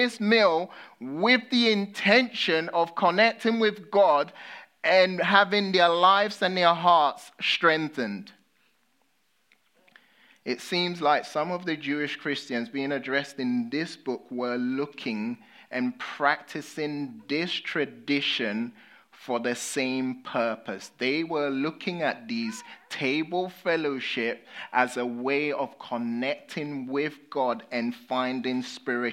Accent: United Kingdom; accent: British; I'm a Brit

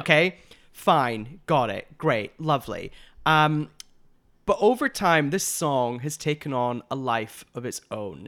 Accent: United Kingdom; now in Los Angeles, United States; two Brit L A gays

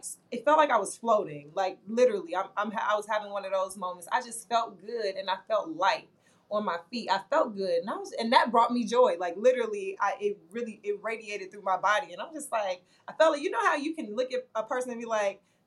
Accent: Chicago, Illinois, United States; I'm from the South Side of Chicago

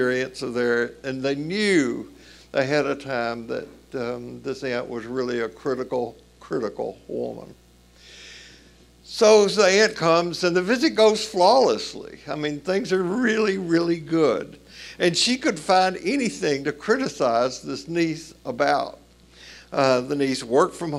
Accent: Tennessee, United States; accent: Tennessee; moved away; I do not have an accent, even though I'm from Tennessee, but it took me years to realize that some people didn't understand my Tennessee pronunciation

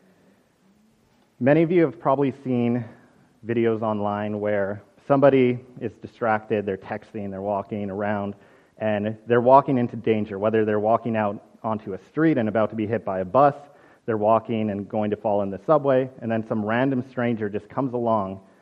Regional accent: Winnipeg, Manitoba, Canada; moved away; I'm from Winnipeg. I'm not from here

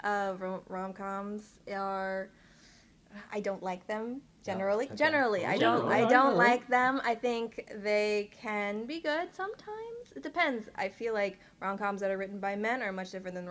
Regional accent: Southern California, United States; I grew up from Southern California

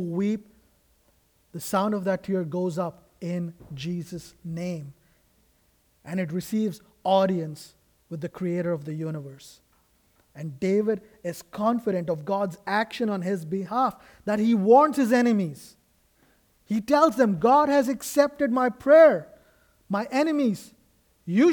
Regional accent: India; moved away; I come from India

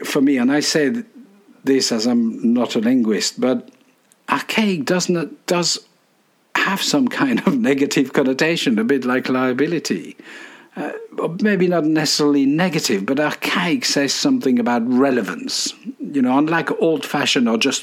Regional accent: Dijon, Bourgogne-Franche-Comté, France; born in my hometown of Dijon in France

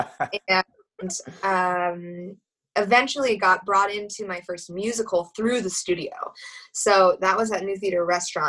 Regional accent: Fairway, Kansas, United States; moved away; I grew up in Kansas City, not literal Kansas City, but I guess it was Mission Woods or Fairway that I mostly grew up in.

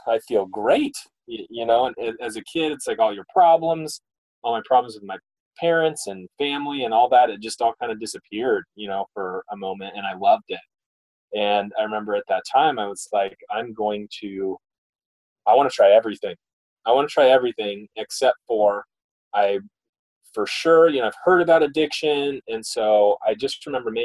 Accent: Mesa, Arizona, United States; I grew up in Mesa, Arizona

